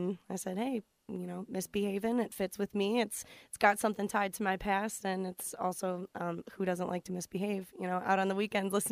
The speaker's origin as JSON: {"language": "English", "town": "Rockford", "region": "Illinois", "country": "United States", "moved": "yes", "lives_now": "Kenosha, United States", "said": "Um, most of them are, but I am from Rockford, Illinois."}